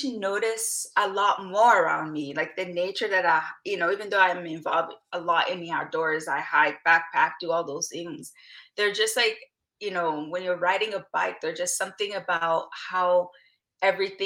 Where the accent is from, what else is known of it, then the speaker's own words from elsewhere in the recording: DR Congo; now in Vancouver, Canada; I was born in Democratic Republic of Congo, which is like in the Central Africa region, and then I'm currently residing on unceded territories of the Musqueam, Tsleil-Waututh, Squamish Nation, which is presently known as Vancouver.